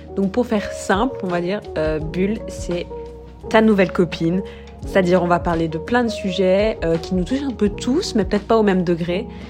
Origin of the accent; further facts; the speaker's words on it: Brussels, Brussels-Capital Region, Belgium; also born or lived in South Africa; je suis bruxelloise, mais j'ai aussi grandi en Afrique du Sud